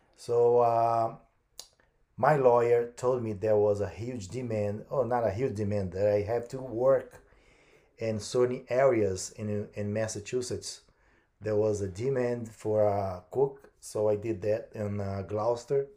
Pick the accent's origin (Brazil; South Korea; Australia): Brazil; English is a second language; moved away as an adult; now in United States; I was born in Brazil.